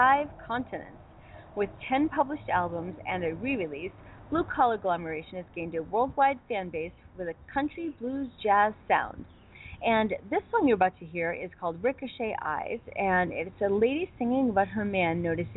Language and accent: English; Boston, Massachusetts, United States; moved away as an adult; I was born and raised in the Boston area